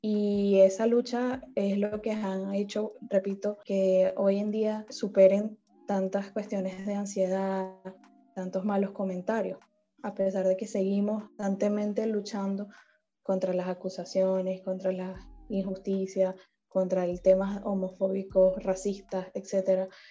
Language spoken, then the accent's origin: Spanish; Venezuela; now in Panama; yo soy de Venezuela, estoy en Panamá